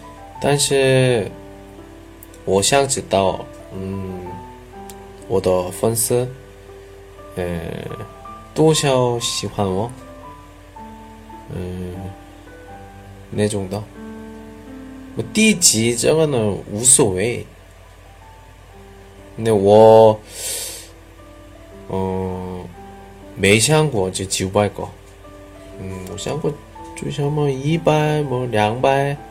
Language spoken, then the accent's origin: Chinese; China; 一般教韩国语的老师们很多，我中国人，我语法讲语法的能力非常好